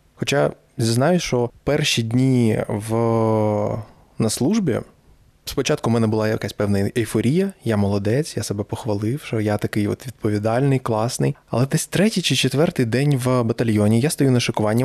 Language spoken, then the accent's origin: Ukrainian; Donetsk, Donetsk Oblast, Ukraine; moved away as an adult; also born or lived in Mykolaiv; я народився виріс в Донецьку